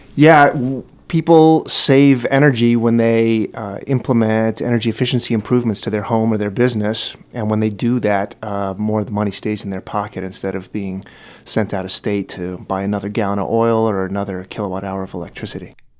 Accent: Brunswick, Maine, United States; now in Portland, United States; I grew up in Brunswick. I, I live in the Portland community now

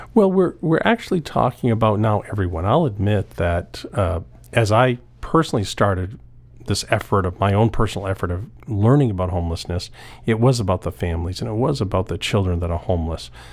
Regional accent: Old Town, Maine, United States; I grew up in Old Town.

